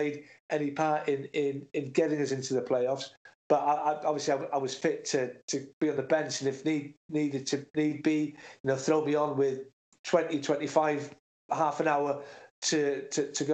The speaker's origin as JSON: {"language": "English", "region": "North Wales", "country": "United Kingdom", "moved": "yes", "said": "I'm not from Cardiff. I'm from North Wales, but we're a small country"}